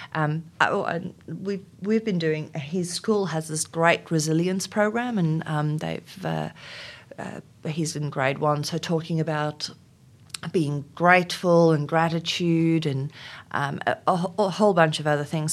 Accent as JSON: {"language": "English", "country": "South Africa", "tie": "born or raised there", "first_language": "Afrikaans", "second_language": "English", "moved": "as an adult", "lives_now": "Australia", "said": "in South Africa at the time, uh, growing up in, um, during apartheid"}